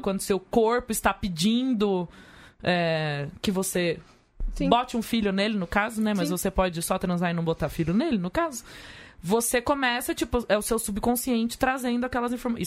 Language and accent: Portuguese; Leme, São Paulo, Brazil; moved away; Leme, onde eu nasci